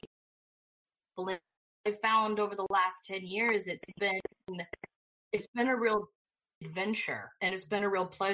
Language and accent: English; New York, United States; moved away; I'm a New Yorker